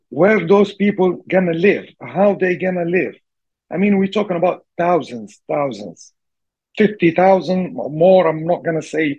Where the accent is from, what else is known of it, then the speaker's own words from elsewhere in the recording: Tripoli, Libya; I'm not from Derna, but my mom's from Derna, and I have my cousins, uncles and cousins there, live there in Derna, and I'm from Tripoli